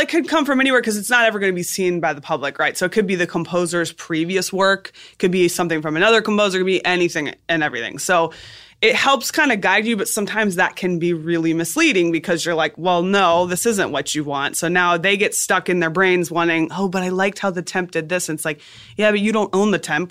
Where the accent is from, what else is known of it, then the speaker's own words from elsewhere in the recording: South Florida, United States; moved away as an adult; also born or lived in Boston; South Florida.